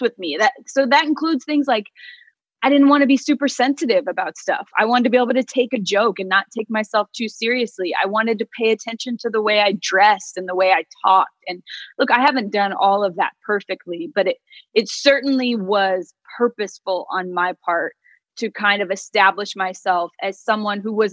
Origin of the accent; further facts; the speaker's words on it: Phoenix, Arizona, United States; I grew up in Phoenix